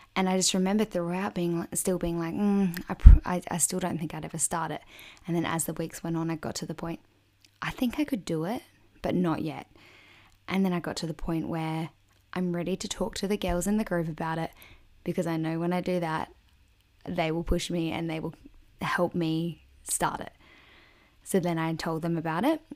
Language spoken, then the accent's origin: English; a small country town in South Australia, Australia; also born or lived in Adelaide; I'm originally from a small country town in South Australia